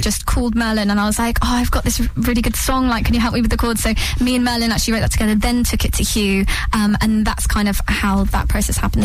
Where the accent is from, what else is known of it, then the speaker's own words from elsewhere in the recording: London, United Kingdom; moved away as an adult; now in Suffolk, United Kingdom; I grew up in London, obviously went to the Brit School, um, and then my parents moved out to Suffolk